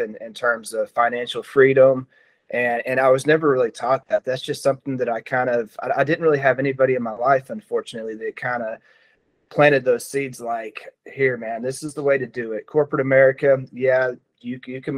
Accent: Noble, Oklahoma, United States; also born or lived in Norman, Oklahoma; Norman is, you know, I grew up, went to school there through fourth grade. And then in fifth grade, I ended up going to Noble.

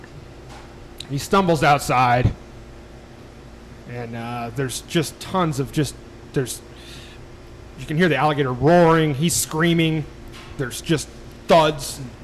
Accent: Illinois, United States; moved away; I grew up in Illinois

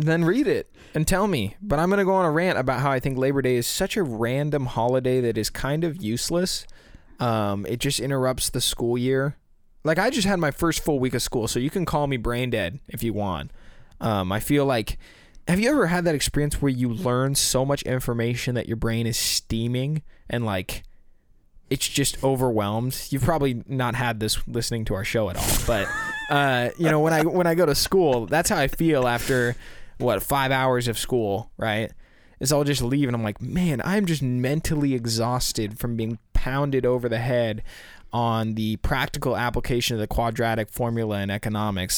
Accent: Silicon Valley, California, United States; we're from the Silicon Valley

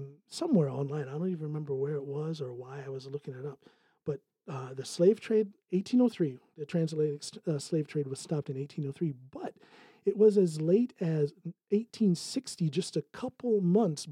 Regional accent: Ohio, United States; moved away as an adult; now in Norway; I'm from the United States. No. Before that, the United States, Ohio

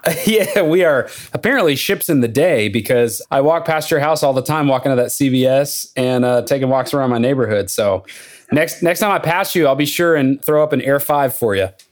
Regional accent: Lubbock, Texas, United States; moved away as an adult; now in Nashville, United States; I grew up in Lubbock, Texas, but I lived there from age four to eighteen

